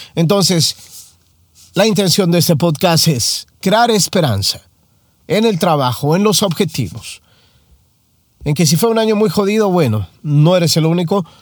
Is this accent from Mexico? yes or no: yes; Mexico; Soy mexicano